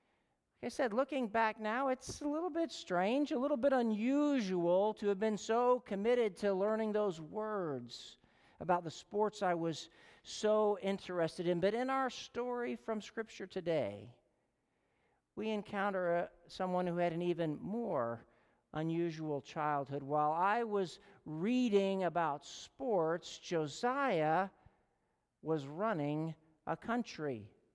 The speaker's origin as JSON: {"language": "English", "town": "Chicago", "region": "Illinois", "country": "United States", "tie": "born or raised there", "said": "in my hometown newspaper, the Chicago Tribune that came to our house"}